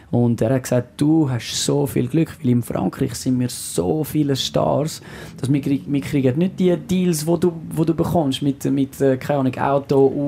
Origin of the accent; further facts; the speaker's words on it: Switzerland; accent: French; first language French; German is a second language; Französisch ist meine Muttersprache, äh, Schweizerdeutsch, so also Deutsch mit dem französischen Akzent.